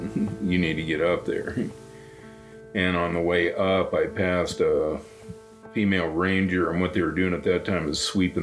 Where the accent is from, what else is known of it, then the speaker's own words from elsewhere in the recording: Great Falls, Montana, United States; now in Belt, United States; I'm from Great Falls, Montana originally. I live in Belt, Montana now